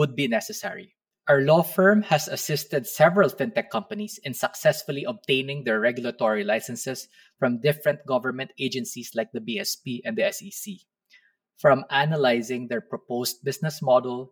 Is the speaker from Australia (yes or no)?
no; Philippines; As a Filipino lawyer